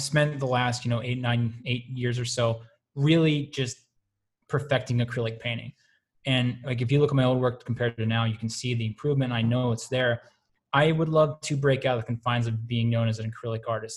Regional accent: Pittsburgh, Pennsylvania, United States; I'm from Pittsburgh, Pennsylvania, the home of Andy Warhol

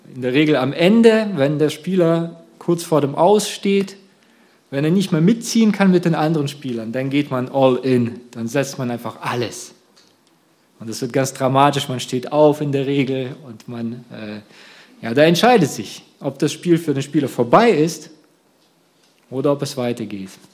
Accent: Russia; now in Germany; ursprünglich meine Kindheit habe ich in Russland verbracht

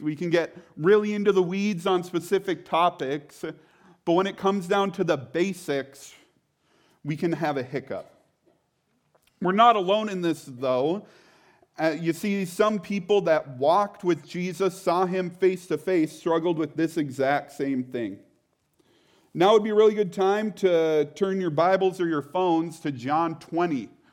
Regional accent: Grantsburg, Wisconsin, United States; I grew up in a tiny town, middle of nowhere, Wisconsin, other side of the state, called Grantsburg.

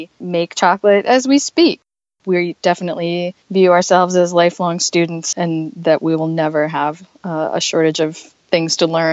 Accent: Minnesota, United States; also born or lived in Costa Rica; now in Asheville, United States; I was from Minnesota originally and had never even imagined living in the South

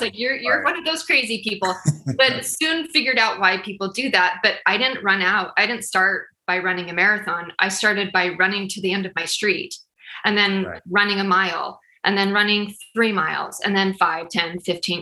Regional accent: Utah, United States; moved away as an adult; now in Kansas City, United States; I'm originally from Utah. And then we moved here almost eight years ago to Kansas City.

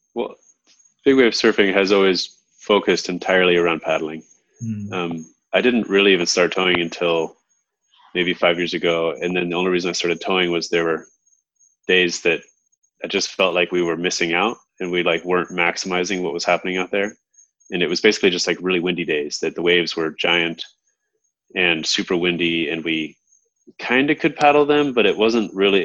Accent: Hermosa Beach, California, United States; moved away as an adult; now in Hawaii, United States; I grew up in Hermosa Beach, California, and moved to Hawaii when I was 18

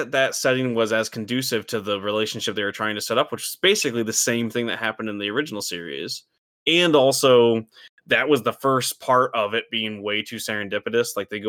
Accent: Midwest, United States; We grew up in the Midwest and like we don't relate to the city.

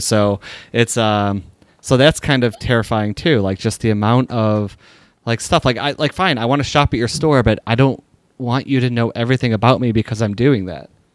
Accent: Sharonville, Ohio, United States; that's my hometown.

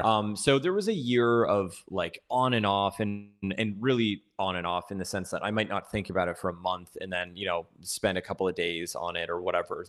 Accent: Toronto, Ontario, Canada; moved away as an adult; now in Los Angeles, United States; originally I'm from Toronto. I grew up there and then, uh, moved here to L A almost exactly seven years ago

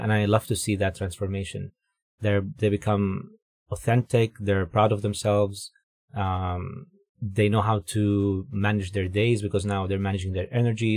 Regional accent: Dubai, United Arab Emirates; moved away as an adult; also born or lived in Jordan; now in Vancouver, Canada; I'm originally from the Middle East. Um, was born in Jordan, grew up in Dubai, then moved to Vancouver here with, uh, my wife

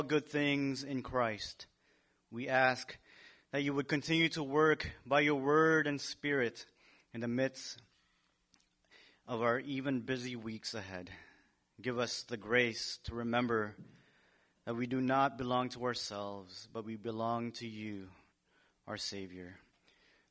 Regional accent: Philippines; moved away; My home country has adobo.

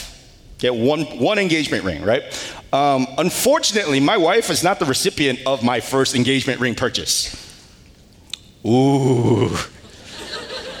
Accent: Northern California, United States; moved away; I'm a Californian. Thank you. I'm from the good part of California, the northern part

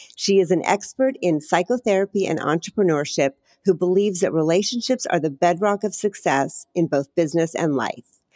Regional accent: Chile; I'm from Chile

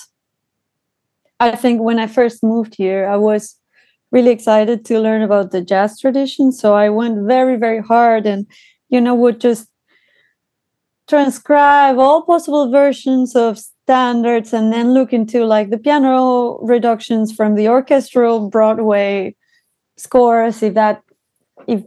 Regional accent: Mexico; first language Spanish; English is a second language; now in Amsterdam, Netherlands

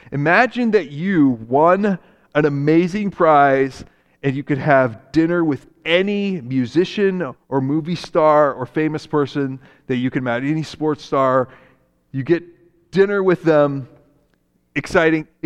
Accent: Japan; when I grew up in Japan, my parents were missionaries there.

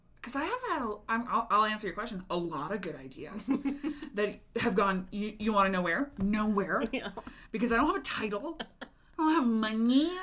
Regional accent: Denver, Colorado, United States; also born or lived in Chicago; I also live in Denver right now, but I am from Denver

